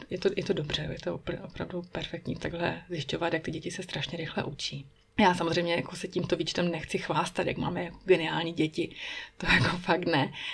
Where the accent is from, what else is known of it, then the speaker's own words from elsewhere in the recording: Czechia; first language Czech; moved away as an adult; now in Bern, Switzerland; u nás v Česku